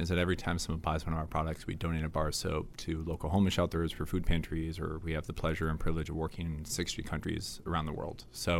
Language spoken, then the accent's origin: English; Chicago, Illinois, United States